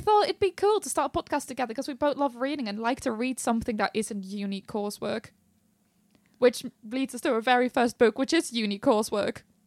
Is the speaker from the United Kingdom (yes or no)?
no; Netherlands; I'm from the Netherlands